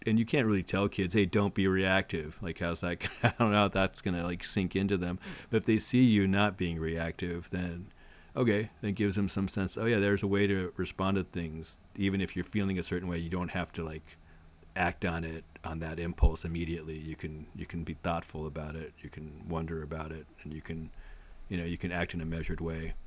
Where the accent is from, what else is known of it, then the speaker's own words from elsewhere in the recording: Arcadia, California, United States; I grew up in Arcadia, which is, which at the time was very much, uh, the horse, sanity to horse-track driven economy